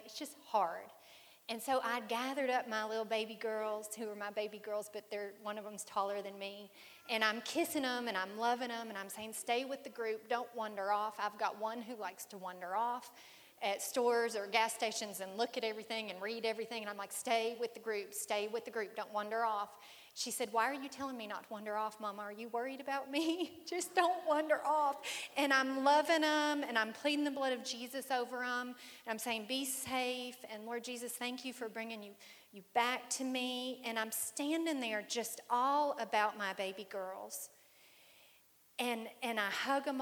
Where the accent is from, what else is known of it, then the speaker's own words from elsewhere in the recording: Fort Wayne, Indiana, United States; moved away; home is Indiana for me. I was born in Fort Wayne.